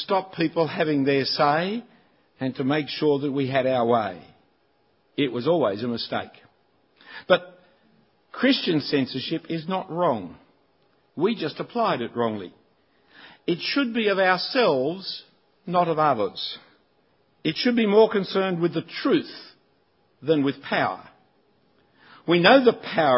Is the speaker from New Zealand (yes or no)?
no; Sydney, New South Wales, Australia; I'm not an Australian, I'm a Sydney-sider